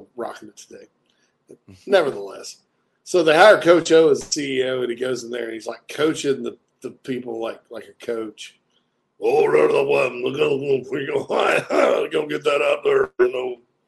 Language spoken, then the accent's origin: English; Louisiana, United States; I'm from Opelokako, La Force, Louisiana, where we have nice hair down there on the bayou.